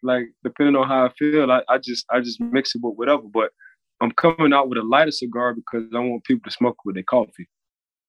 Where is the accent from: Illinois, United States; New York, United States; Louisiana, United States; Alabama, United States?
Louisiana, United States; New Orleans; now in Florida, United States; So I'm from New Orleans